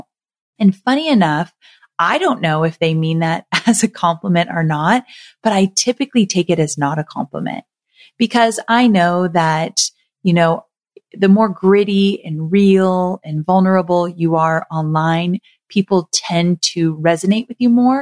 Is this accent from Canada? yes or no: no; Southern California, United States; moved away as an adult; also born or lived in Santa Barbara, California; now in Nashville, United States; I was born and raised in Southern California, and I've lived there my entire life.